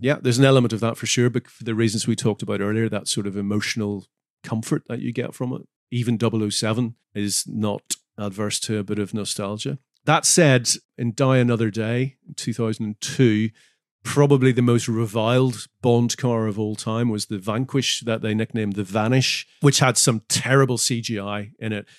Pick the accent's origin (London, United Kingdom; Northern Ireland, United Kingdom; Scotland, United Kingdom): Northern Ireland, United Kingdom; moved away; I'm from Northern Ireland